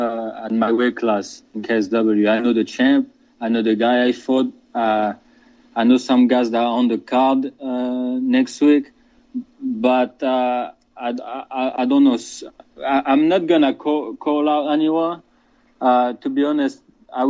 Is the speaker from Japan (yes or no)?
no; France; now in Geneva, Switzerland; I was born and raised in France, but I live now in Switzerland.